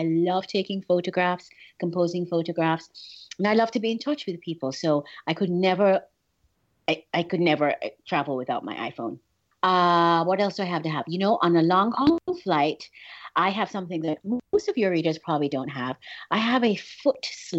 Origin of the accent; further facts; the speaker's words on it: England, United Kingdom; moved away; also born or lived in Miami; I was born in England, and so we were traveling from England to Jamaica